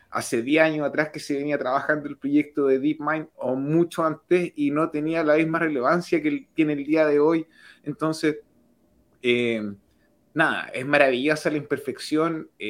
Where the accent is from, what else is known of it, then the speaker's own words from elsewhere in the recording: Canada; Yo soy de Canadá